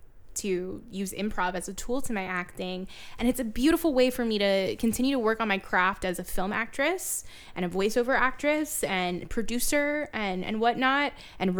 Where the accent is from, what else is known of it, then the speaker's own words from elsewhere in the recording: Fort Lauderdale, Florida, United States; also born or lived in Orlando; I'm born and raised in the 954, Fort Lauderdale, Miami area.